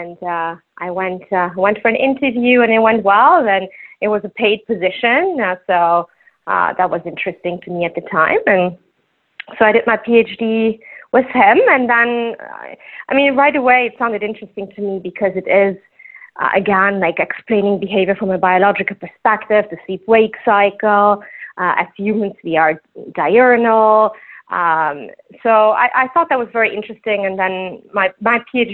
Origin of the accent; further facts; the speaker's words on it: Luxembourg; accent: Luxembourgish; first language Luxembourgish; English is a second language; I'm from Luxembourg